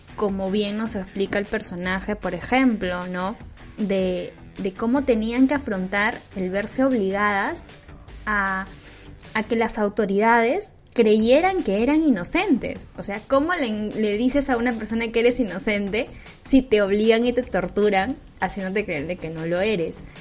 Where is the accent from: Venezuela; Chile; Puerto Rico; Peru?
Peru; como peruanos